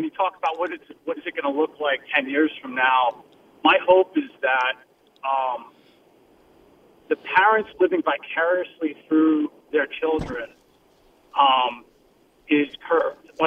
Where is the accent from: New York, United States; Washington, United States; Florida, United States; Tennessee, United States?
New York, United States; Long Island; moved away; I'm originally from Long Island